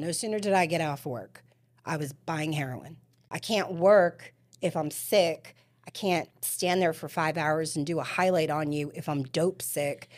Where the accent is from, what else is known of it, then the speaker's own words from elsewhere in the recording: New York City, New York, United States; also born or lived in New Jersey / Florida; now in Spring Hill, United States; I am from Staten Island, New York